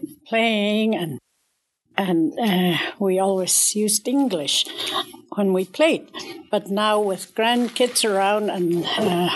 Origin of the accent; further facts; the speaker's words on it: Canada; I'm from the Peel River area